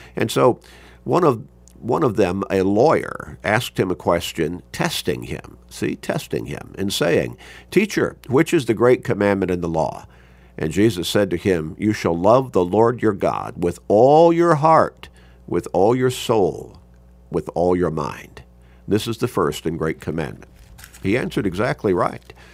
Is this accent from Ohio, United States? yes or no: no; Chicago, Illinois, United States; as a young kid growing up in Chicago